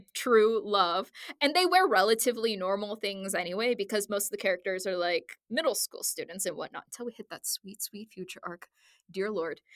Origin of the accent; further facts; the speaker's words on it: Southwest Missouri, United States; I grew up in Southwest Missouri in like yeah. a country town